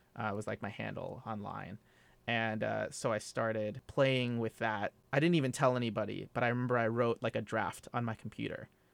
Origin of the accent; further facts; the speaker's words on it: Los Angeles, California, United States; moved away as an adult; also born or lived in Phoenix, Arizona / Washington, D.C.; now in New York, United States; I was born in Phoenix, Arizona, and I grew up and was raised in the suburbs of L A, in Southern California